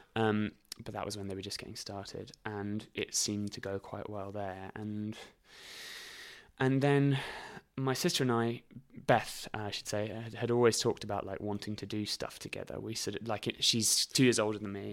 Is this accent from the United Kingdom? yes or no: yes; Reading, South East England, United Kingdom; also born or lived in High Wycombe; I went to school in Reading and lived quite near a place called High Wycombe.